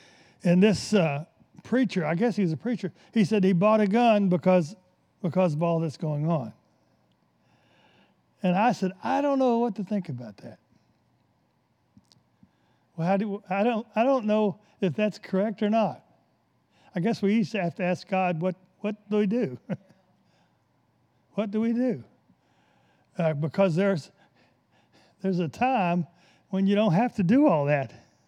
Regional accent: the South, United States; I came from the South, and the biggest church in the South is always the Baptist.

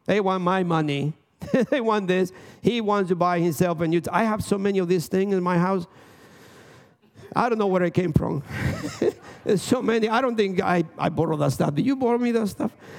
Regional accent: Dominican Republic; now in United States; I'm from Dominican Republic

